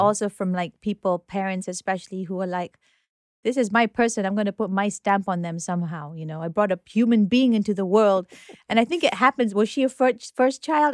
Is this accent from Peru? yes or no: no; Nairobi, Kenya; also born or lived in United Kingdom; now in New York, United States; I was born in Nairobi